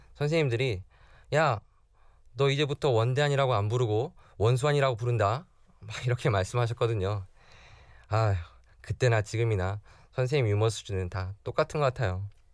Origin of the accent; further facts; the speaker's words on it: South Korea; 제가 한국 사람을 대표해서